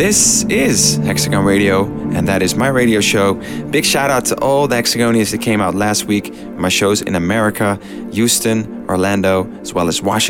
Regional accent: Amsterdam, North Holland, Netherlands; Amsterdam, in my hometown.

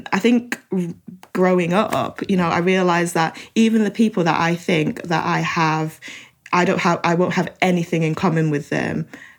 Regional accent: Manchester, North West England, United Kingdom; I growing up in Manchester and having been welcomed into the community

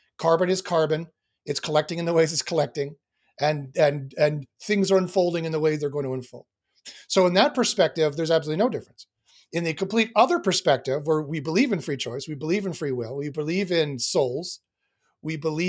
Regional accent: Winnipeg, Manitoba, Canada; I was born and raised in Winnipeg, Manitoba.

